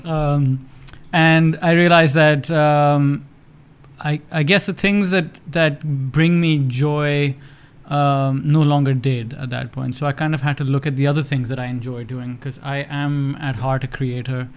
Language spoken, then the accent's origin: English; Lahore, Punjab, Pakistan; there was nothing close to a film program in any of the schools that I went to uh, growing up in Lahore